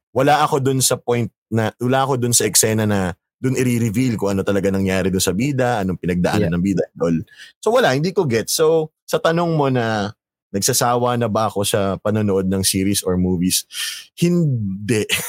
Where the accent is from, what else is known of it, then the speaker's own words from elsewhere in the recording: Quezon, Calabarzon, Philippines; now in Manila, Philippines; taga Quezon ako. So ganun yung setup kasi namin sa Quezon na may mga maraming puno and all